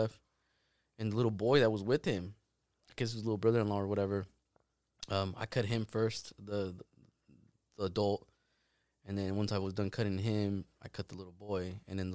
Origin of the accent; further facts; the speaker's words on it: Arandas, Jalisco, Mexico; moved away; I grew up over there